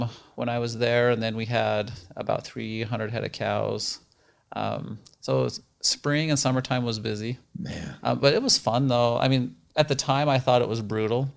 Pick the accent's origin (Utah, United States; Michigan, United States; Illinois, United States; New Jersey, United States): Utah, United States; Roosevelt; moved away as an adult; also born or lived in Ohio; now in Arizona, United States; I grew up in Roosevelt, Utah. We're about two and a half hours east of Salt Lake City